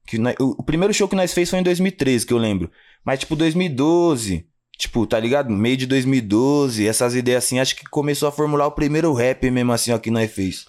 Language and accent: Portuguese; Jundiaí, São Paulo, Brazil; also born or lived in Guarulhos, São Paulo; nascido em Guarulhos, mas vamos se dizer que eu me criei mesmo ali no Fazenda Grande